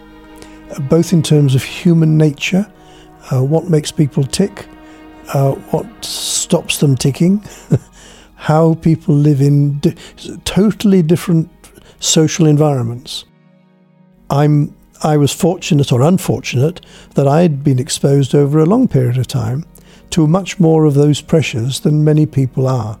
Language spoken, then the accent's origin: English; North Wales, United Kingdom; moved away as an adult; also born or lived in Israel; now in Franklin, Tasmania, Australia; I was born in 1939 in North Wales